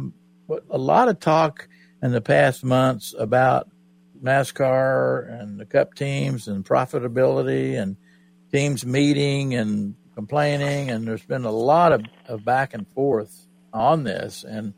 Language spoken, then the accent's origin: English; Oklahoma, United States; because I was raised in Oklahoma